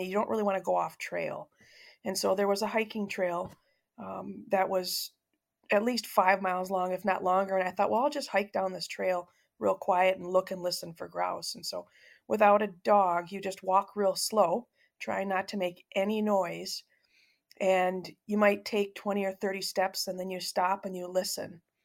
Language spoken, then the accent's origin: English; suburb outside of St. Paul, Minnesota, United States; I was uh, born and raised in the Midwest in a suburb of a city um, outside of St. Paul, Minnesota